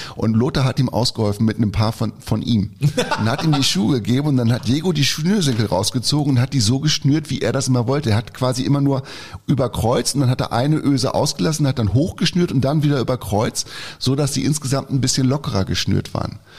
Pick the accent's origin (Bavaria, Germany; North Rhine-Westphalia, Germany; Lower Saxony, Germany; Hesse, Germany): Lower Saxony, Germany; Schaumburger Land; in meiner Heimat, ist der aufgewachsen, im Schaumburger Land